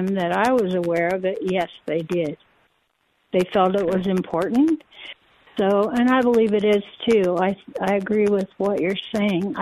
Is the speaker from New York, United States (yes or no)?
no; Iowa, United States; I grew up in Iowa